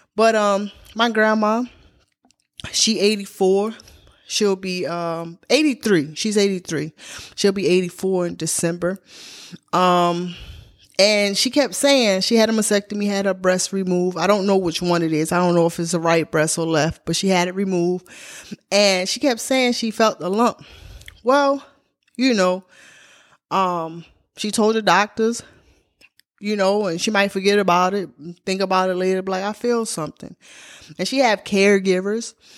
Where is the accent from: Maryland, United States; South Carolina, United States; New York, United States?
Maryland, United States; Baltimore; now in Georgia, United States; I come from Baltimore, Maryland